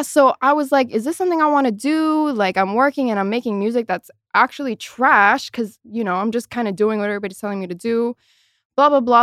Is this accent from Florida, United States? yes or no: yes; Miami, Florida, United States; moved away as an adult; now in Los Angeles, United States; I am very much from Miami